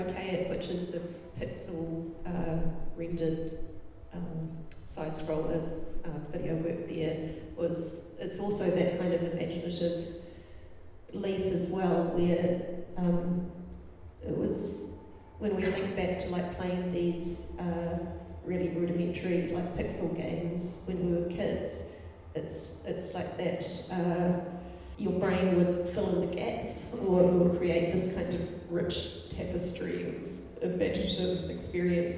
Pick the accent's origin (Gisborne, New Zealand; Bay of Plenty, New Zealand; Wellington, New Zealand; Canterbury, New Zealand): Bay of Plenty, New Zealand; Tauranga; also born or lived in Christchurch; when I grew up in Tauranga